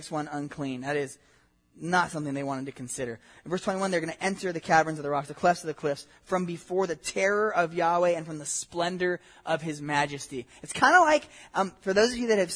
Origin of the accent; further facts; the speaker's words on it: Southern California, United States; I grew up in Southern California